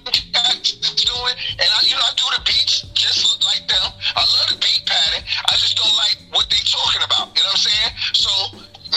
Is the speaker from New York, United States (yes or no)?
yes; New York City, New York, United States; I was born in Queens, and I moved to Southside Queens. You know what I'm saying? My parents moved to Southside Queens. You know what I mean? I grew up in this spot called Rochdale.